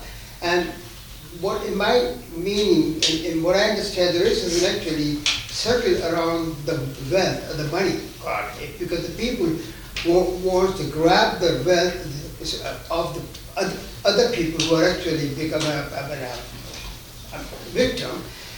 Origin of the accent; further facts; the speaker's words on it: Pakistan; now in Canada; I'm originally from Pakistan.